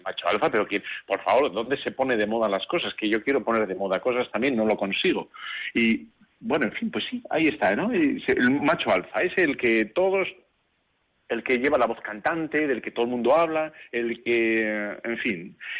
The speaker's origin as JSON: {"language": "Spanish", "town": "Bilbao", "region": "Basque Country", "country": "Spain", "said": "como soy de Bilbao, tú ya sabes que yo soy de Bilbao"}